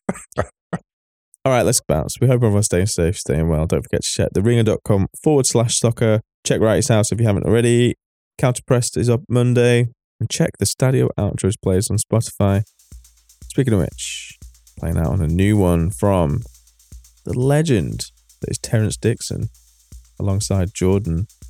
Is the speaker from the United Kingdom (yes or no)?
yes; England, United Kingdom; we're English